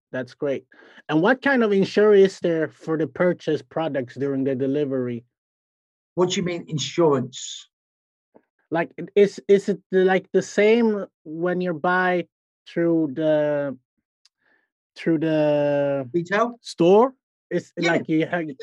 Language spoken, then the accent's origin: English; Sweden; I'm from Sweden